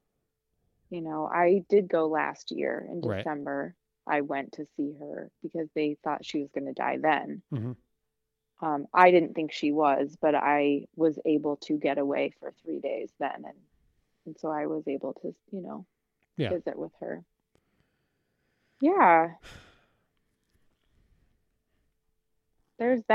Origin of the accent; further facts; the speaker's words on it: Midwest, United States; moved away; I am from the Midwest